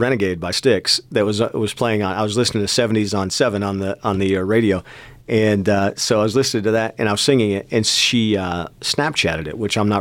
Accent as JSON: {"language": "English", "town": "Seneca Falls", "region": "New York", "country": "United States", "tie": "born or raised there", "moved": "yes", "lives_now": "West Texas, United States", "said": "where we were growing up, in Seneca Falls, New York, which is by Syracuse"}